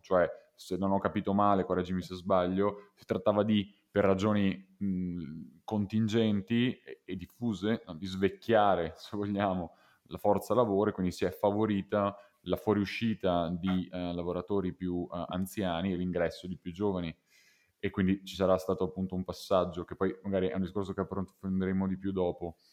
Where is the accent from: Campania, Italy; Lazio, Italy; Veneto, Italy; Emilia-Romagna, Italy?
Veneto, Italy; noi siamo veneti